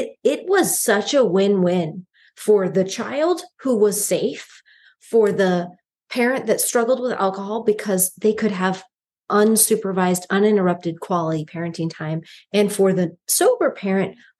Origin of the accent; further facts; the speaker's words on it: Phoenix, Arizona, United States; us Phoenicians